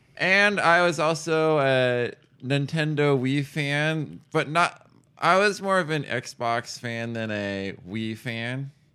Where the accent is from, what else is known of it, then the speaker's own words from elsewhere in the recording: Ames, Iowa, United States; also born or lived in Pella, Iowa; I took all my education up to the end of high school in Ames